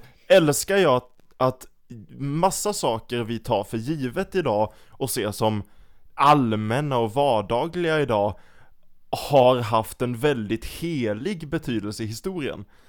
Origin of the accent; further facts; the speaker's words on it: Sweden; jag är typiskt svensk